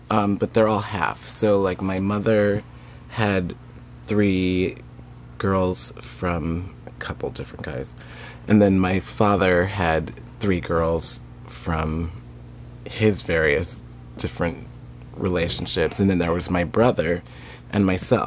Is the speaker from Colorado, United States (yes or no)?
yes; Denver, Colorado, United States; moved away as an adult; now in Seattle, United States; I grew up in Denver, Colorado, in Capitol Hill in Denver